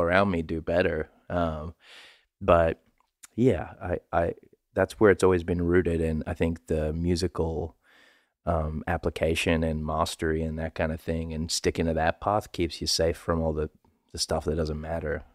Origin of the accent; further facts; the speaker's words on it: Sydney, New South Wales, Australia; I'm from Western Sydney